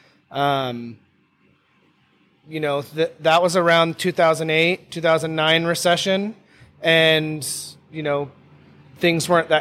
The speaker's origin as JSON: {"language": "English", "town": "Sandpoint", "region": "Idaho", "country": "United States", "tie": "born or raised there", "said": "that's where I grew up in Sandpoint, Idaho"}